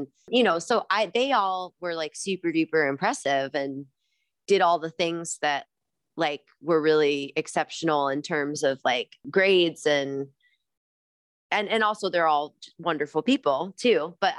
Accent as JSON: {"language": "English", "region": "Midwest", "country": "United States", "tie": "born or raised there", "said": "growing up in the Midwest, like space and having a yard and having trees around you"}